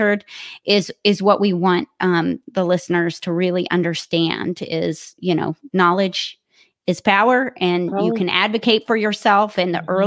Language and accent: English; Kentucky, United States; moved away as an adult; now in Columbus, United States; I'm originally from Kentucky